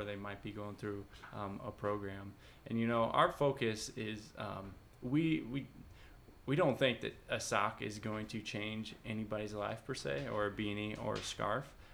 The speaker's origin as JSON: {"language": "English", "town": "Bloomington", "country": "United States", "said": "I'm from Bloomington"}